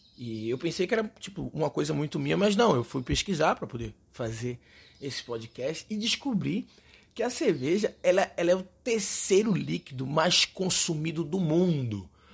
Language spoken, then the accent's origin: Portuguese; Recife, Pernambuco, Brazil; accent: Recife; eu sou do Recife, eu falo cerveja a gente meio que suprime um pouco o R no Recife. Coisa da gente, nosso sotaque é o nosso charme.